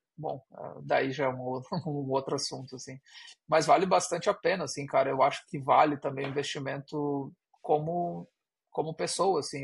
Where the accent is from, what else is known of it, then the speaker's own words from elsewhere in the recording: Brazil; uma pessoa que tem um ouvido brasileiro